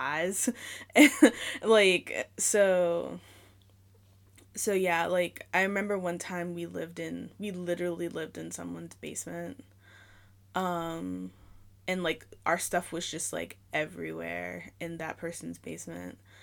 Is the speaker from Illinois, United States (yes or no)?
no; New York, United States; moved away; also born or lived in Virginia; I'm from New York originally, so I just lived in a lot of apartments. I never lived in a house until we moved to Virginia